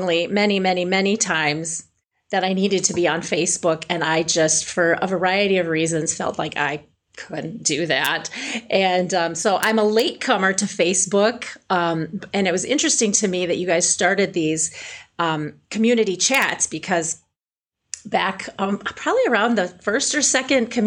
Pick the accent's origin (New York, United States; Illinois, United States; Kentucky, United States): Illinois, United States; I'm from a small farming town, And I grew up in Illinois with traditional piano lessons.